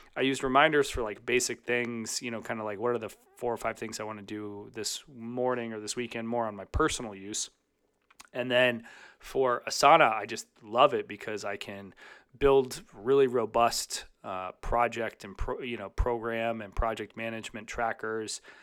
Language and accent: English; Chicago, Illinois, United States; in my hometown of Chicago